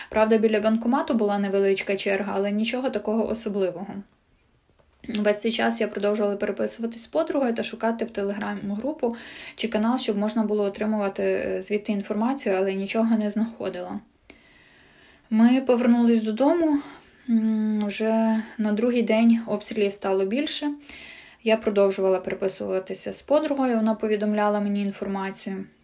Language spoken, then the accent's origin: Ukrainian; Chernihiv, Chernihiv Oblast, Ukraine; now in Kyiv, Ukraine; Живу та працюю в Києві. 24 лютого е, в мене на роботі мав бути вихідний. Я вирішила поїхати до мами. Сама я родом з Чернігова.